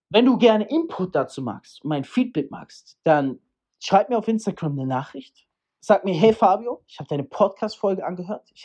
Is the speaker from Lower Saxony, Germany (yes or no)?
no; Freiburg, Baden-Württemberg, Germany; hey, in Deutschland, in Freiburg im Preisgott, zack, in dem Ort, wo ich herkomme.